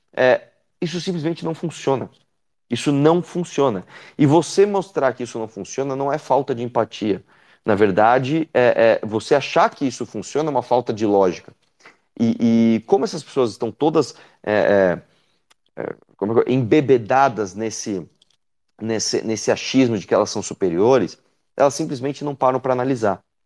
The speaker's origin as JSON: {"language": "Portuguese", "region": "São Paulo", "country": "Brazil", "tie": "born or raised there", "said": "eu moro em São Paulo, eu nasci em São Paulo. Né? Eu moro aqui desde que eu nasci"}